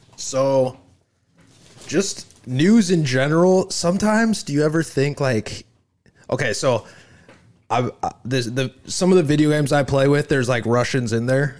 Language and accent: English; United States; as Americans